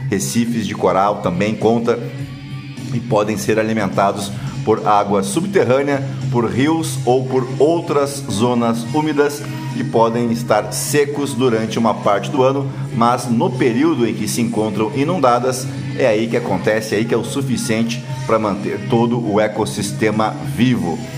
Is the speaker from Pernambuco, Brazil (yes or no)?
no; Canoas, Rio Grande do Sul, Brazil; como a minha Canoas, minha terra natal